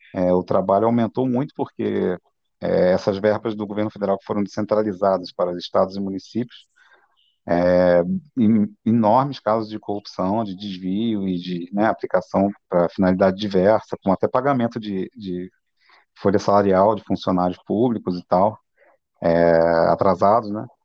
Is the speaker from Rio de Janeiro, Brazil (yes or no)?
yes; Campos dos Goytacazes, Rio de Janeiro, Brazil; moved away; eu sou de Campos, né? Muito orgulho, meus pais também, eu sou da terra